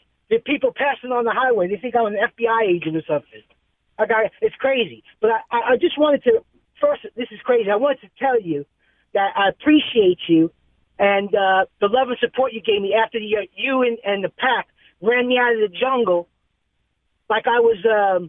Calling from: New York City, New York, United States; from New York City, brother.

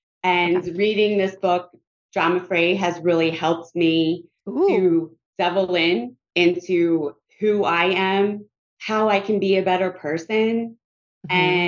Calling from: Pennsylvania, United States; I'm calling from Pennsylvania.

